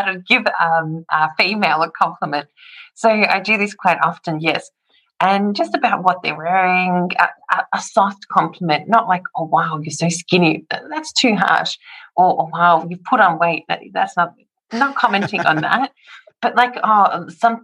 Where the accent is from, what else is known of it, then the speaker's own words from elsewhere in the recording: Melbourne, Victoria, Australia; moved away as an adult; now in Zagreb, Croatia; I grew up in Melbourne